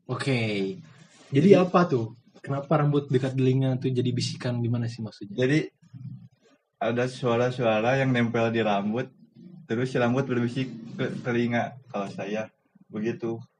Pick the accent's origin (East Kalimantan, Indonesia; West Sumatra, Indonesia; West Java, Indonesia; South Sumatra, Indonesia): West Java, Indonesia; Bandung; Kita perkenalan dulu kita dari Kota Kembang ya, guys. Parahyangan. Dari kita dari Parahyangan.